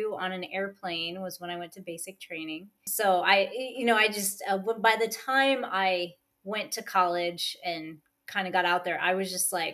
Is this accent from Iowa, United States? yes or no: yes; Iowa, United States; I am originally from Iowa, which nobody ever knows where that is